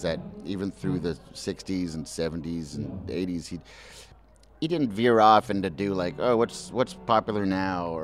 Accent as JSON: {"language": "English", "town": "Montreal", "region": "Quebec", "country": "Canada", "tie": "born or raised there", "said": "born and raised in Montreal."}